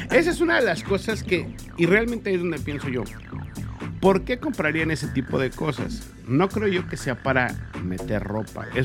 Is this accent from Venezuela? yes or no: no; Mexico; nosotros le decimos viajas como mexicano